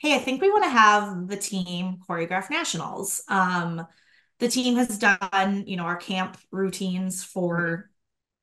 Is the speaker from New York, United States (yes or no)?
no; Minnesota, United States; I grew up in Minnesota